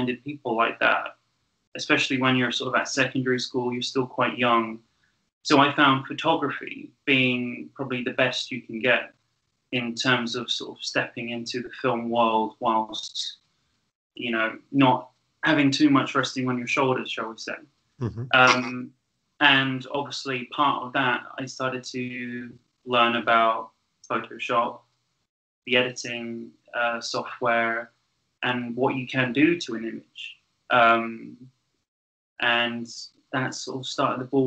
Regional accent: Great Missenden, South East England, United Kingdom; I was born in Buckinghamshire. I was born near a village called Great Missenden

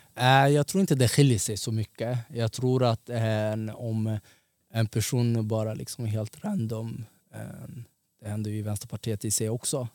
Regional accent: Stockholm, Stockholm County, Sweden; also born or lived in Somalia (ancestry); jag är från Tensta.

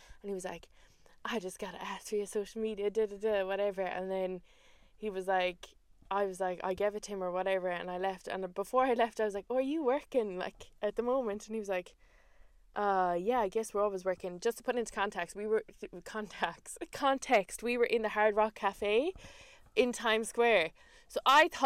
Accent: Ireland; as Irish women

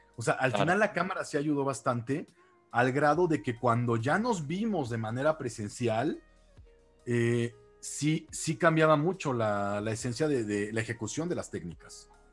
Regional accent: Mexico City, Mexico; ahora soy de la Ciudad de México y aquí he estado toda mi vida, básicamente

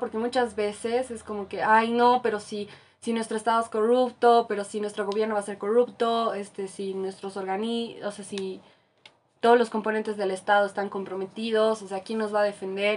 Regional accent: Bolivia; como boliviana en mi caso

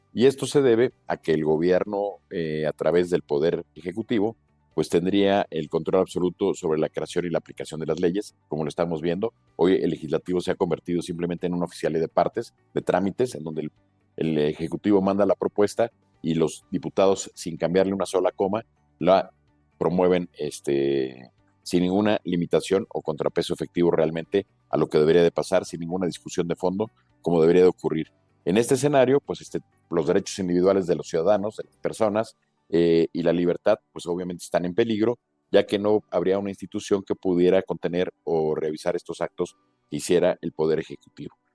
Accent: Mexico; como mexicanos

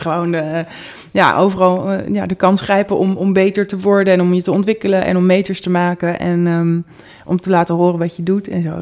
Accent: Amsterdam, North Holland, Netherlands; Ik kom uit Amsterdam. Ik ben in het centrum opgegroeid.

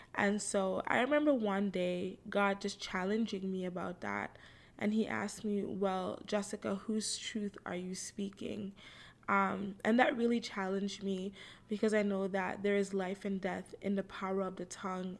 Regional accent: Toronto, Ontario, Canada; I live in Toronto, Canada. Um, I'm 30 years old. I was born right here in Toronto.

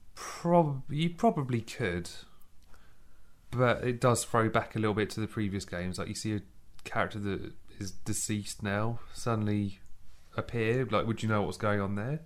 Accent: England, United Kingdom; I'm English, I'm British

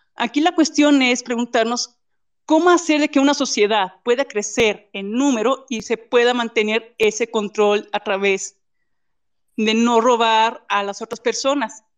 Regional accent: Guanajuato, Mexico; nosotros somos aquí ya de Guanajuato

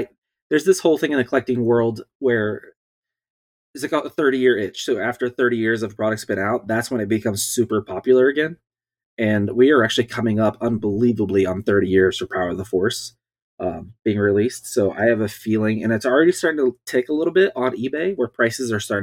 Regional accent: Southeast Ohio, United States; moved away; I'm from Southeast Ohio

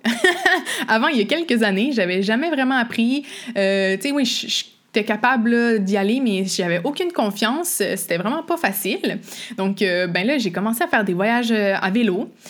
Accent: Quebec, Canada; je suis québécoise, vous l'entendez peut-être avec mon accent ou les expressions que j'utilise

